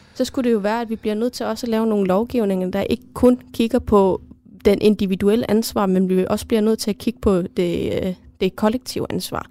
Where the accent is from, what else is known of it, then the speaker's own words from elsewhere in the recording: Greenland; derhjemme i Grønland